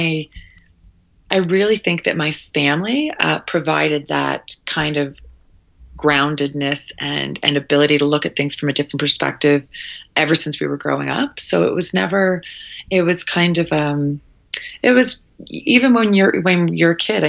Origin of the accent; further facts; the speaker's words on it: Prince Edward Island, Canada; I grew up in such a small place. I'm from Prince Edward Island, so the smallest province in Canada